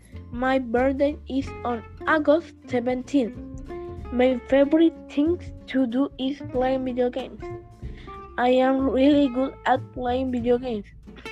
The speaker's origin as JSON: {"language": "English", "country": "Chile", "said": "I'm from Chile. I am in grade 6. I am 11 years old."}